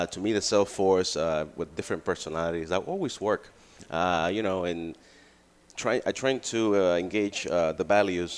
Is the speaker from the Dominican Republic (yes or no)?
yes; Dominican Republic; moved away as an adult; also born or lived in New York, United States; now in United States; Well, actually, I'm born in New York. I grew up in Dominican Republic, and then I come back when I was 22.